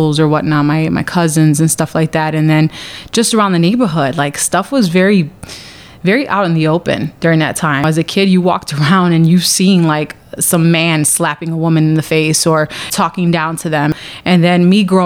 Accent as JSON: {"language": "English", "town": "Chicago", "region": "Illinois", "country": "United States", "tie": "born or raised there", "said": "I grew up in Pilsen, and it was kind of funny being like the only Puerto Rican family in like the whole neighborhood"}